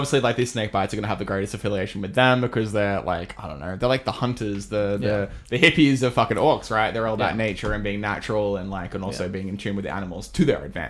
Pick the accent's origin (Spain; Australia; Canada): Australia; I come from Australia